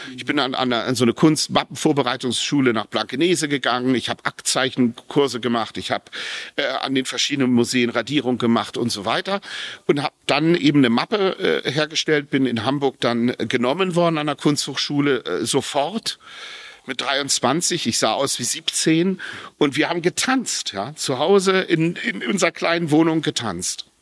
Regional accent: Japan; Ich bin in Japan zur Welt gekommen. Meine Mutter hat mich in Japan geboren

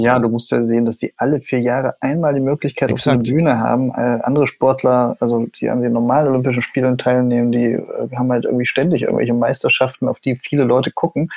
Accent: East Germany, Germany; ich bin ja Ostdeutscher

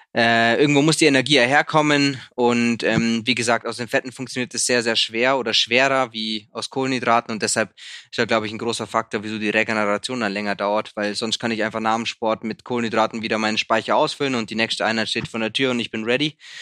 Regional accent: Sonthofen, Bavaria, Germany; Sonnthof, meine Heimatstadt, hat 21.000

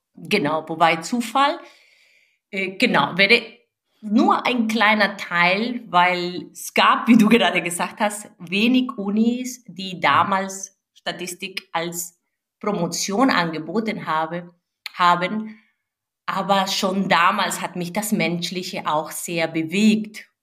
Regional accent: Venezuela; now in Germany; Ich bin eine gebürtige Venezolanerin

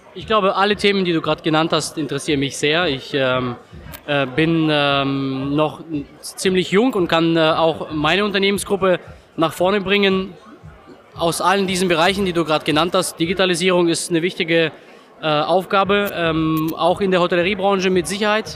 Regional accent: Freiburg im Breisgau, Baden-Württemberg, Germany; Ich komme aus Freiburg in Breisgau, die südlichste Großstadt in Deutschland

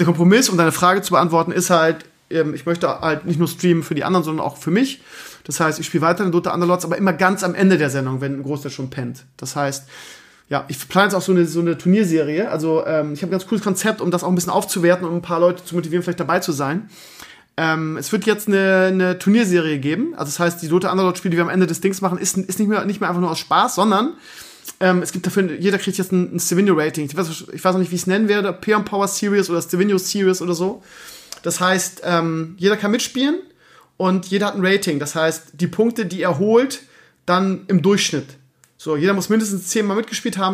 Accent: Bremen, Germany; also born or lived in Lower Saxony; now in Schleswig-Holstein, Germany; eigentlich bin ich ja Bremer aber eigentlich bin ich ja jetzt Niedersachse jetzt zehn Jahre jetzt bin ich ja Schleswig-Holsteiner

